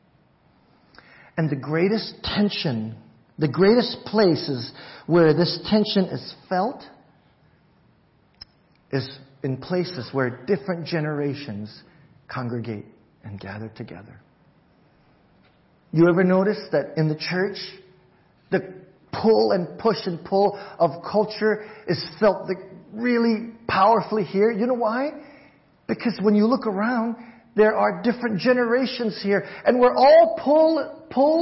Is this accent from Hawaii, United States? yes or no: yes; Hawaii, United States; moved away; I'm Chinese, but I grew up in Hawaii